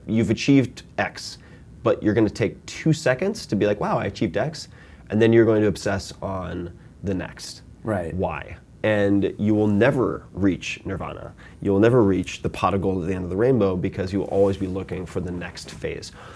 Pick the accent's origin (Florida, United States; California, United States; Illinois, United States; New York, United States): New York, United States; Long Island; I'm from Long Island